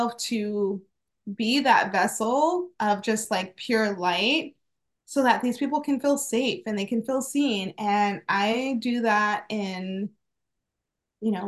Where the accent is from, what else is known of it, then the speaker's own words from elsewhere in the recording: Phoenix, Arizona, United States; also born or lived in Wisconsin; I was raised here in Phoenix. I was born in Wisconsin, but raised here.